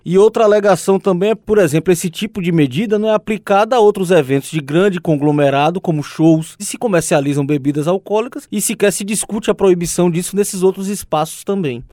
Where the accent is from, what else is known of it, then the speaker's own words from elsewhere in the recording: Bahia, Brazil; como bom baiano